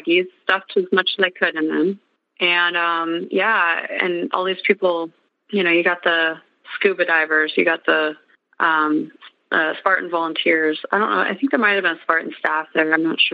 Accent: Montana, United States; I'm from Montana.

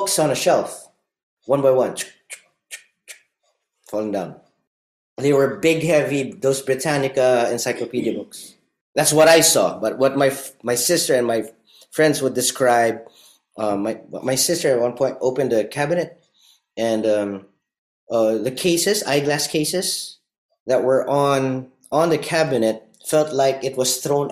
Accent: Parañaque, Metro Manila, Philippines; moved away as an adult; now in Denmark; I grew up in Manila, in Parañaque City, and then 6 years ago I moved to Denmark

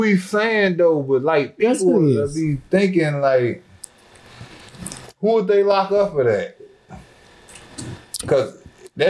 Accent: Oak Park, Illinois, United States; born or raised there

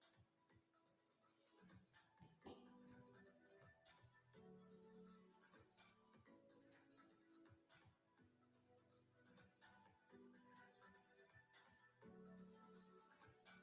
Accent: North Carolina, United States; I'm from North Carolina.

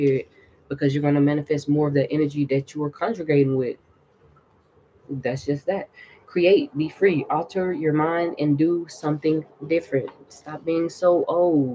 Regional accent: the South, United States; I'm from the South

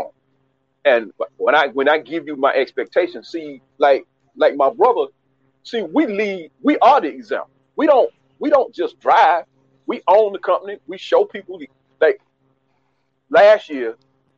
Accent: United States; I was raised in America, born in America

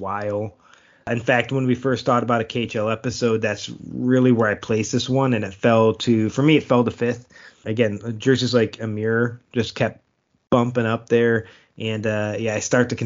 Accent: Buffalo, New York, United States; I'm from Buffalo

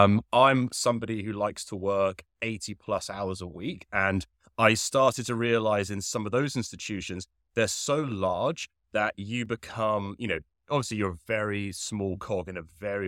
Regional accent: Henley, South East England, United Kingdom; If you cannot tell from the accent, originally I'm from the United Kingdom. I grew up near a very small town called Henley, which there's absolutely no reason you should know where Henley is. It's about 30 to 40 minutes west of London.

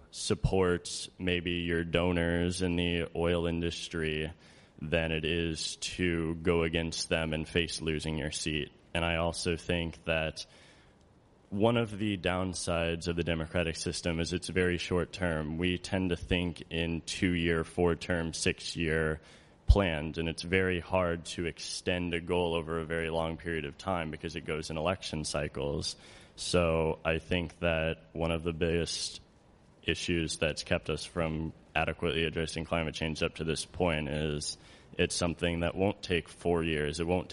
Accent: St. Louis, Missouri, United States; I'm from St. Louis, Missouri.

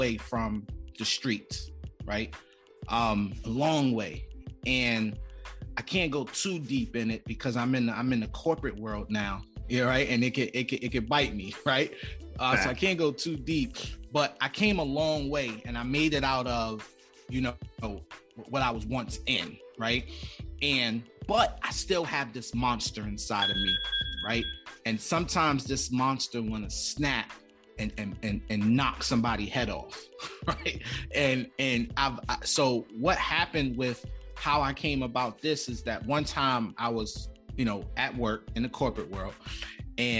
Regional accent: New York City, New York, United States; I'm from Far Rockaway, Queens, and I'm right on the cusp of the train tracks from the hood

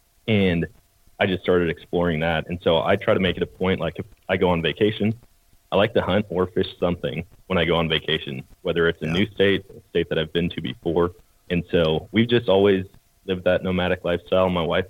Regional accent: Eau Claire, Wisconsin, United States; So I grew up in Wisconsin, Eau Claire, Wisconsin, and born and raised there.

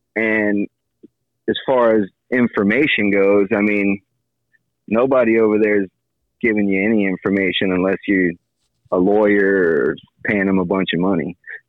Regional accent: Miami, Florida, United States; now in Dania Beach, United States; Born and raised in Miami, and I live in Dania Beach for the past like 8-9 years.

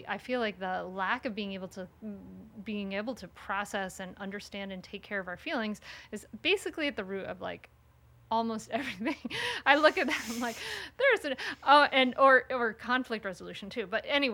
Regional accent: Rhode Island, United States; now in Delaware, United States; I grew up in Rhode Island and now I live in Delaware

